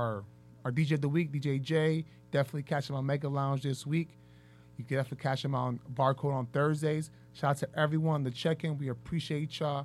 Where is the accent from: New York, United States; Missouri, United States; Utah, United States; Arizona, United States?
New York, United States; New York City; I'm from Harlem